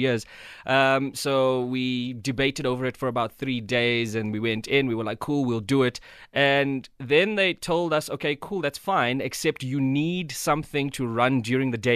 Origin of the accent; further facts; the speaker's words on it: South Africa; moved away as an adult; now in Johannesburg, South Africa; growing up in Tata, speaking Xhosa, looking like a white kid